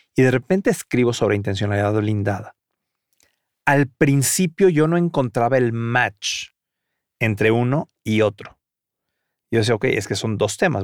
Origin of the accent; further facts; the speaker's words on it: Mexico; siendo mexicano jamás haya visto a los voladores de Papantla en vivo